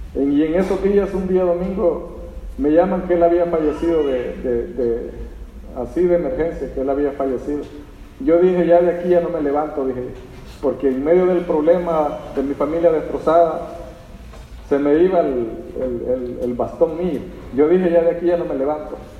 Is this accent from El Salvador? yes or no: yes; El Salvador; moved away as an adult; Somos del Salvador